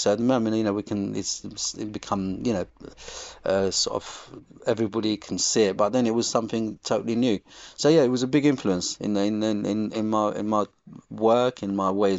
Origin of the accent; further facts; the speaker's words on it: England, United Kingdom; I think all my influences between the two lands, between Morocco and growing up in England.